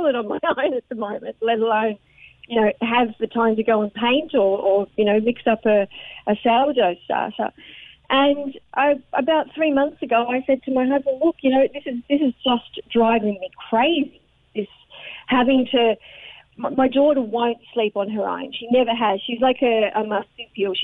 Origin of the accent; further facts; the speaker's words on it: Australia; now in Ireland; I'm Australian